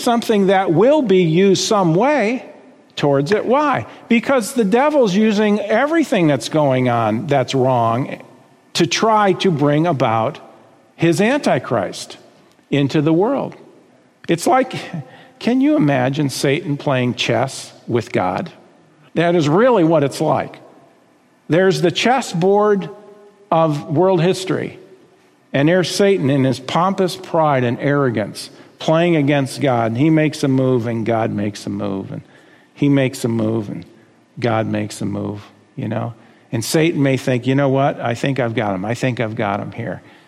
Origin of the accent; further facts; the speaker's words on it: United States; I've got rights as an American citizen